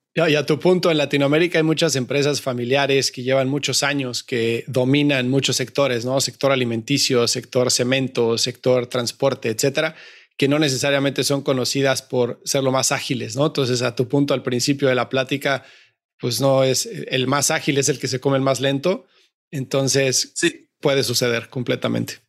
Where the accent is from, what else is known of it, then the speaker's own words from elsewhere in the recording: Mexico; México, yo soy mexicano